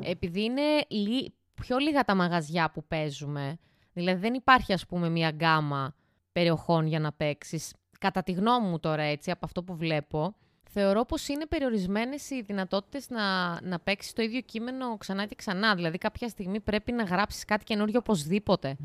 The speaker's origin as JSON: {"language": "Greek", "town": "Larissa", "region": "Thessaly", "country": "Greece", "tie": "born or raised there", "said": "εγώ είμαι Λαρισαία, γέννημα θρέμα"}